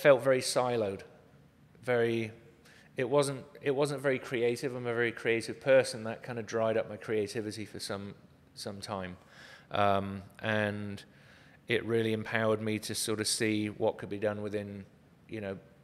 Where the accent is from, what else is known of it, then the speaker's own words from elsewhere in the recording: Cornwall, South West England, United Kingdom; now in Arizona, United States; I was raised in Cornwall, which is the most southwesterly point of the UK.